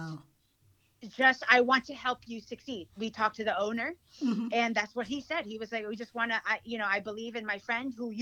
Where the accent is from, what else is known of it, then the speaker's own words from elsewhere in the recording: North Carolina, United States; English is a second language; also born or lived in Negros Occidental, Philippines / New York City; I grew up in North Carolina